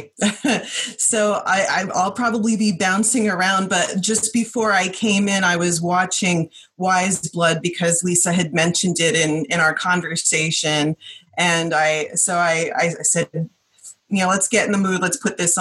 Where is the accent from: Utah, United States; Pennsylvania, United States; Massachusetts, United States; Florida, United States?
Pennsylvania, United States; I've been an East Coaster all my life, and the closest thing I could come to something like that was growing up in Pennsylvania